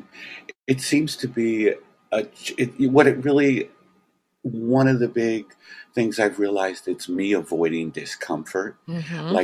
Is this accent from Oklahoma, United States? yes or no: no; New York, United States; I was raised in Brooklyn.